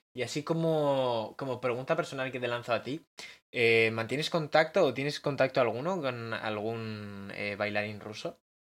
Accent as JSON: {"language": "Spanish", "town": "Bilbao", "region": "Basque Country", "country": "Spain", "said": "soy de Bilbao"}